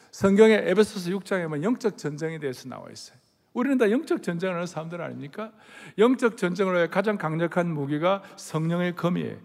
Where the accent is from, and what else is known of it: South Korea